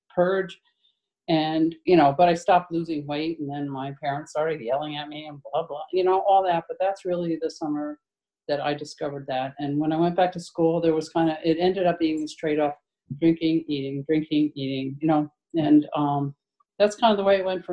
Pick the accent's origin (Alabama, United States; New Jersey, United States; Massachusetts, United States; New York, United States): New Jersey, United States; now in Portland, United States; I'm from Portland, Maine. I live in Portland now. I've been there a while, 20 years, and I'm originally from New Jersey.